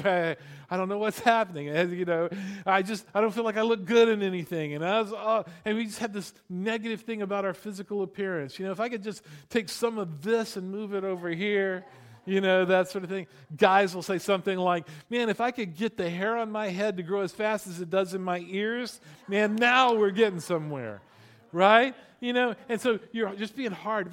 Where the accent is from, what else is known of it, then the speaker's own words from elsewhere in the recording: Florida, United States; I grew up in Florida